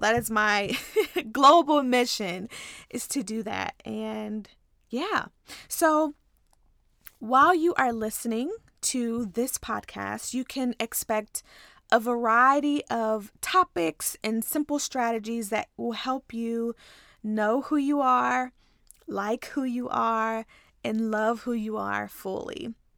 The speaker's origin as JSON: {"language": "English", "town": "Ripley", "region": "Tennessee", "country": "United States", "tie": "born or raised there", "also_born_or_lived": "Nashville, Tennessee / Texas", "moved": "as an adult", "said": "I'm actually from a small town in Tennessee called Ripley"}